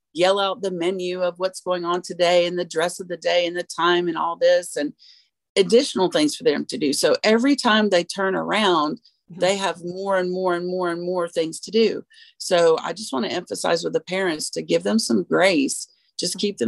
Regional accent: the South, United States; we are from the South

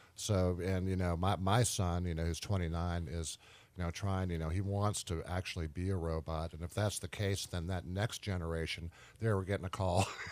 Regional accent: Richmond, Virginia, United States; right here in Richmond, my hometown

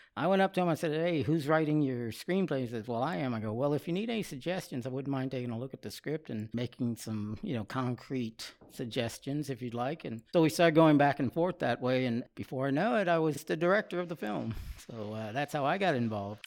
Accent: Austin, Texas, United States; now in Buda, United States; I am a native of Austin, Texas.

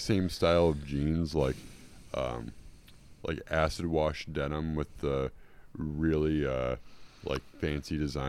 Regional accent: New Zealand; I'm from New Zealand. I'm a Kiwi.

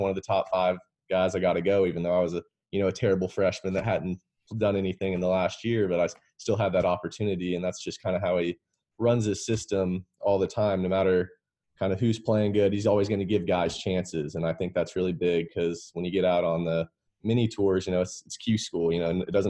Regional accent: West Palm Beach, Florida, United States; also born or lived in Lexington, Kentucky, United States; Yeah, so I was born in Lexington, Kentucky, and we moved to West Palm Beach, Florida when I was young.

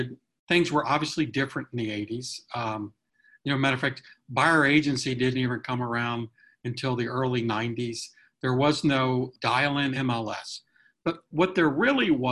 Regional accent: near Cary, North Carolina, United States; Cary, North Carolina, which is close to my hometown

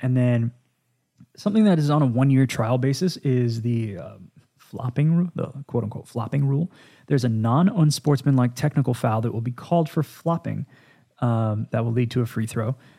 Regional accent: Dallas, Texas, United States; the Dallas Cowboys, Again, this is my hometown.

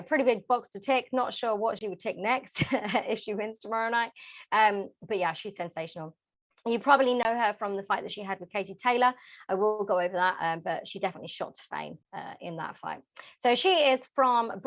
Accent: London, United Kingdom; my hometown London

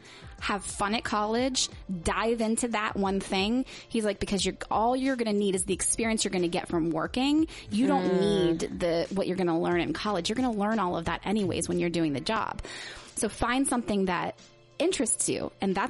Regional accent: West Virginia, United States; And I grew up, I moved all over the place, but essentially I grew up in West Virginia in a Baptist church with like no exposure to any culture anywhere.

